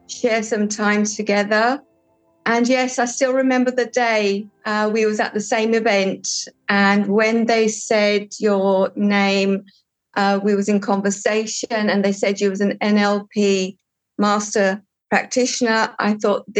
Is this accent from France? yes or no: no; United Kingdom; accent: English; moved away as an adult; also born or lived in Portugal; now in Cyprus; at a very young age, I moved to the UK, where I had my schooling and my first job. And in the UK, I was working for a financial institution in the corporate world. And that's where I've got my English accent from.